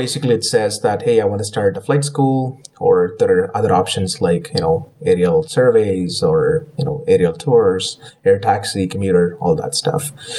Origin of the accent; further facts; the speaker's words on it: Kamloops, British Columbia, Canada; Kamloops, BC, it was kind of the place where I, you know, if you want to call it, that is kind of my hometown growing up in Canada.